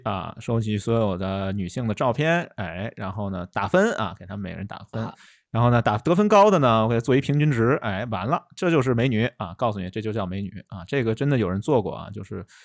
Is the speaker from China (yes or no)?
yes; China; 我们中国人